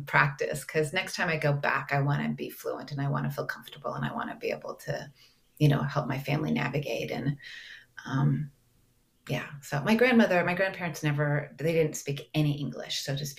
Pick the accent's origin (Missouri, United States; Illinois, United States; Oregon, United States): Oregon, United States; Portland; moved away as an adult; also born or lived in Greece / St. Thomas; I grew up in Portland, Oregon, and went to college there.